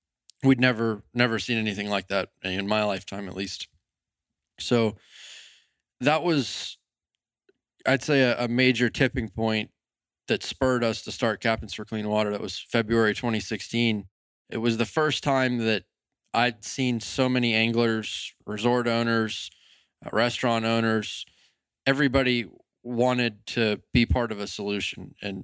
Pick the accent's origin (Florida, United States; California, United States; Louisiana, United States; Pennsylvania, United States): Florida, United States; Fort Myers; I grew up in Fort Myers. I was born and raised there.